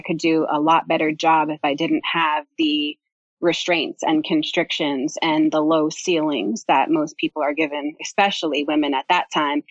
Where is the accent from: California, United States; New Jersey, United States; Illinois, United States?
New Jersey, United States; also born or lived in Pennsylvania / New York City; I was born and raised in New Jersey